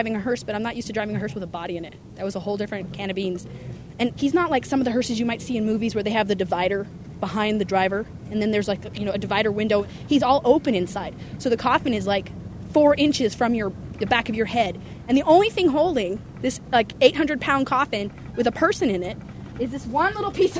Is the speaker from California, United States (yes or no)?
yes; Sunnyvale, California, United States; I was growing up in Sunnyvale